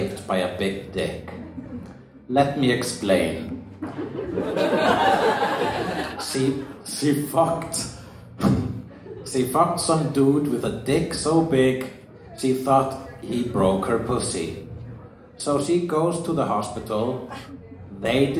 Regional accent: Iceland; I'm Icelandic

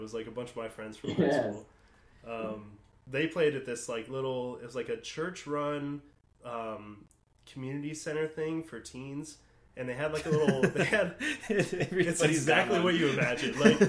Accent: Fredericktown, Ohio, United States; where I grew up in Fredericktown.

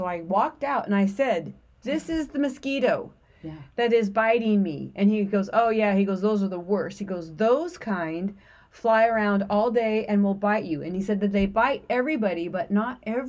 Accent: the South, United States; accent: Southern; I always feel bad when I start talking in my Southern accent.

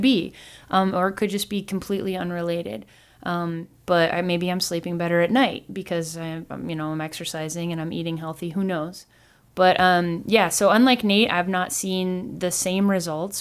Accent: Midwest, United States; growing up in America, being a Midwestern girl

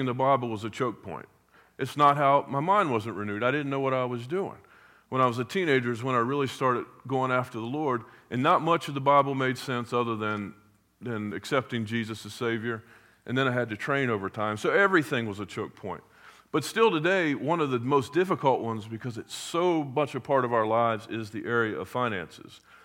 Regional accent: Hampton Roads, Virginia, United States; I grew up in Hampton Roads

